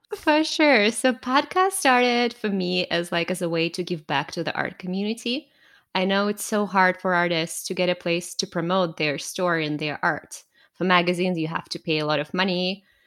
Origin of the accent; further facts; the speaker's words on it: Russia; moved away as an adult; now in Canada; I was born in Russia, raised and born there, but I moved to Canada ten years ago